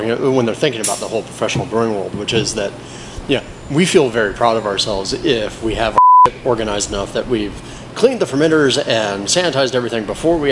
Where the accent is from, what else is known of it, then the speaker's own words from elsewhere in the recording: Florida, United States; now in Los Angeles, United States; I grew up in Florida